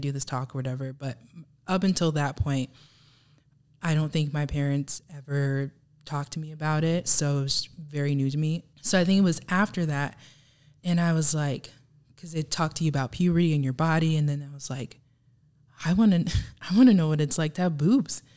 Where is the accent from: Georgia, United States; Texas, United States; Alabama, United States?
Texas, United States; Houston; moved away as an adult; now in Michigan, United States; I grew up in Texas